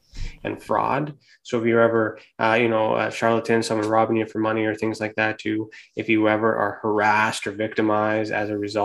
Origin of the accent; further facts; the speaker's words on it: Canada; here in Canada. So I'm Canadian